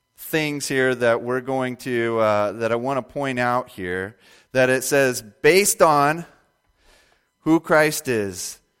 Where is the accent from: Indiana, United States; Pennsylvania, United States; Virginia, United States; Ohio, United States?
Indiana, United States; I was born and raised in Indiana